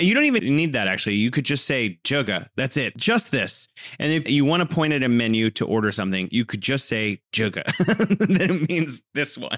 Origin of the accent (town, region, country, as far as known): California, United States; now in Wuhan, China